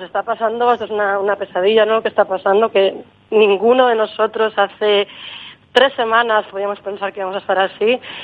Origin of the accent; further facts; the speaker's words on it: Barcelona, Catalonia, Spain; moved away as an adult; also born or lived in Madrid / Berlin; Yo soy de Barcelona, de un barrio que se llama Horta, que es un barrio que antes era un pueblo y Barcelona se lo comió